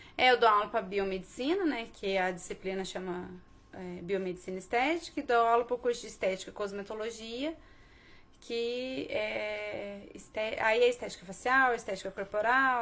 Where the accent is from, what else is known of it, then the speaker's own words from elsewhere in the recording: Bandeira do Sul, Minas Gerais, Brazil; moved away as an adult; also born or lived in Poços de Caldas; now in Pouso Alegre, Brazil; Sou de Bandeira do Sul, né? Na verdade, eu nasci em Poços. É, que é uma cidadezinha do lado, que é uma cidade do lado da minha cidadezinha.